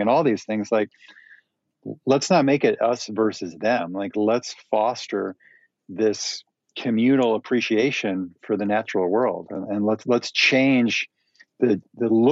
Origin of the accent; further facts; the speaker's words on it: Minnesota, United States; moved away as an adult; I grew up in Minnesota, which is the very center of the United States, like on the northern side.